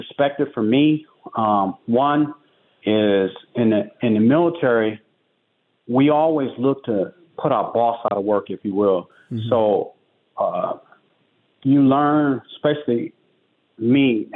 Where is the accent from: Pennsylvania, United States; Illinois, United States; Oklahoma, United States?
Illinois, United States; Chicago; moved away; also born or lived in Des Moines, Iowa; my mom moved back to Chicago, and which I was raised. That's where I was raised, on the South Side